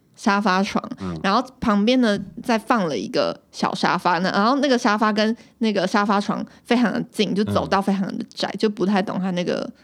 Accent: Taiwan; 我们是，就是台湾Nese这样

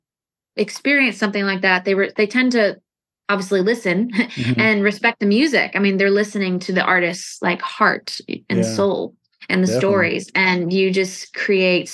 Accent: St. Louis, Missouri, United States; moved away; I'm from St. Louis

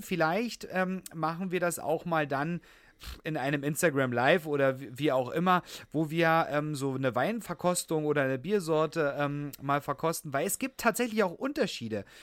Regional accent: Saxony, Germany; now in Berlin, Germany; ich komme ja gebürtig aus Sachsen, dass wir dort in Sachsen, bei meinen Eltern

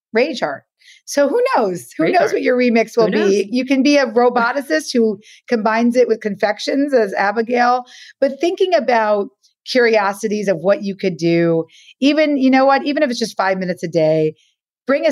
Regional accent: New York City, New York, United States; I'm from the Lower East Side of Manhattan

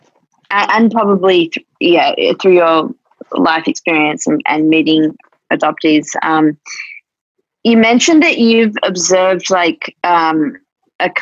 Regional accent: Australia

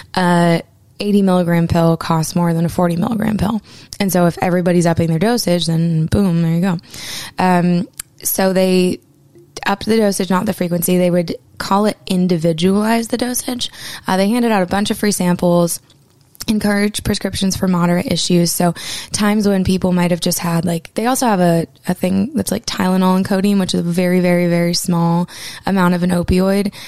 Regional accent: Maine, United States; my home state of Maine

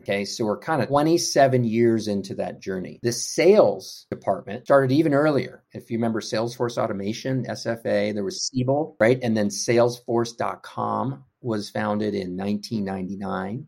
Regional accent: Houston, Texas, United States; moved away as an adult; also born or lived in North Carolina; So I grew up in Houston, Texas. I'm a Texan.

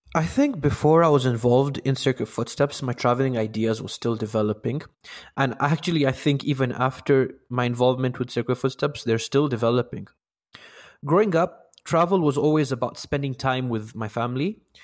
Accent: Kenya; I'm from Kenya

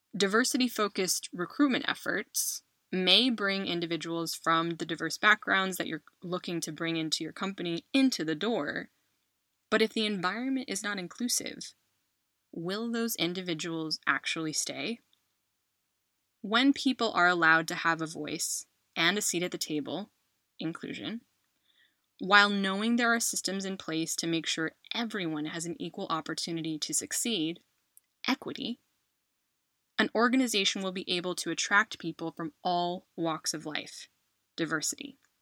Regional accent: United States; moved away as an adult; now in Spain; I am an American who has called Spain home for the last 10 years

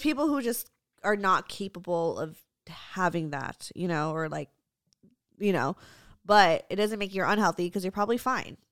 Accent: United States; my parents are immigrants, so they were raised in the Philippines, I was raised in America

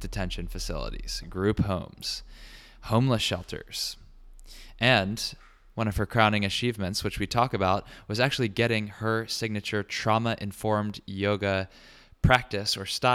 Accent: Richmond, Virginia, United States; now in New York, United States; we're going down to Richmond, Virginia, my hometown.

